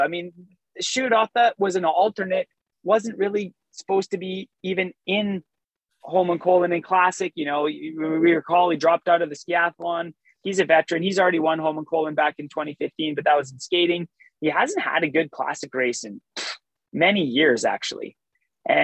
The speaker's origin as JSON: {"language": "English", "country": "Canada", "said": "But as a Canadian meeting the king, you know, you're just so in shock"}